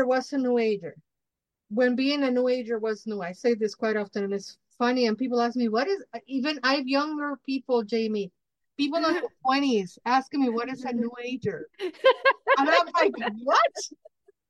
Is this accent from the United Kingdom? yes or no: no; Mexico; I'm Mexica, I'm indigenous from Mexico.